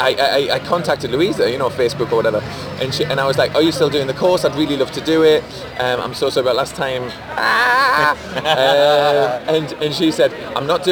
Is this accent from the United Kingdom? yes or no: yes; Geordie, North East England, United Kingdom; from being a Geordie